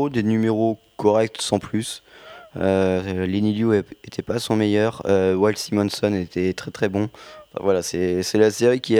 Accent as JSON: {"language": "French", "country": "France", "accent": "French", "said": "ouais, ouais, j'ai un accent français, ouais."}